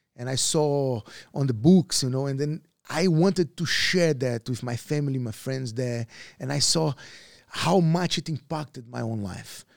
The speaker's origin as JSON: {"language": "English", "town": "Teófilo Otoni", "region": "Minas Gerais", "country": "Brazil", "tie": "born or raised there", "also_born_or_lived": "Belo Horizonte, Brazil / Gold Coast, Australia", "first_language": "Portuguese", "second_language": "English", "moved": "as an adult", "lives_now": "Phuket, Thailand", "said": "the street that I grew up in Brazil, in, uh, is a very small city. The name is Teofilo Tony, so in Minas Gerais as well."}